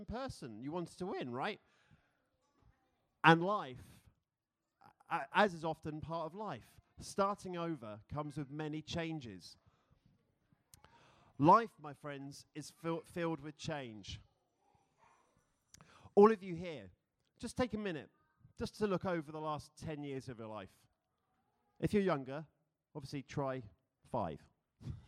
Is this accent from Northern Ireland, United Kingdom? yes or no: no; London, United Kingdom; moved away as an adult; now in Philadelphia, United States; I am from London.